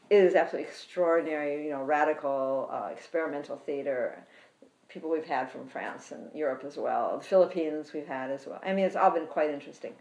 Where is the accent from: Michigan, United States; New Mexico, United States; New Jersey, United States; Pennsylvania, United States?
Michigan, United States; Detroit; I grew up in Detroit